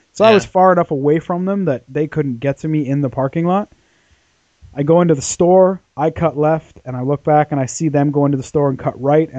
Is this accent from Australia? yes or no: no; Canada; now in United Kingdom; I'm from Canada